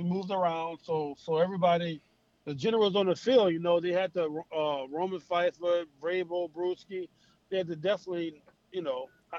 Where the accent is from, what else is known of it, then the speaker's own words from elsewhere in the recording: Baton Rouge, Louisiana, United States; I mean, that's my hometown. Well, Baton Rouge.